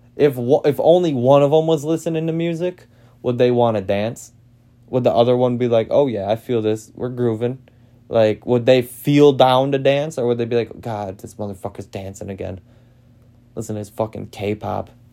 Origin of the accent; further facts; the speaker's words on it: Green Bay, Wisconsin, United States; I'm from Green Bay